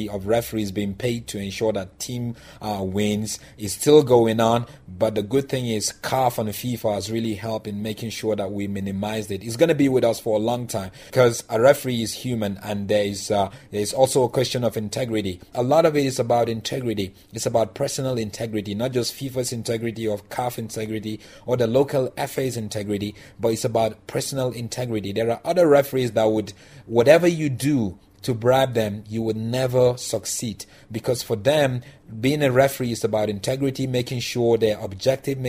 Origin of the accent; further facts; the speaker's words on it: Nigeria; now in South Africa; growing up in Nigeria